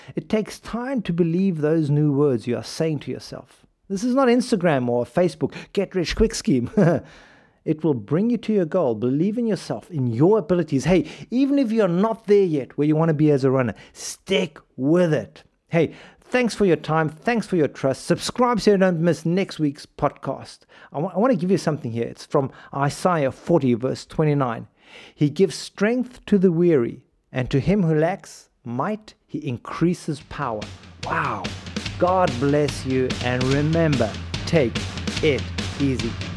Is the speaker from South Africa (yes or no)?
yes; South Africa; South Africa, my home country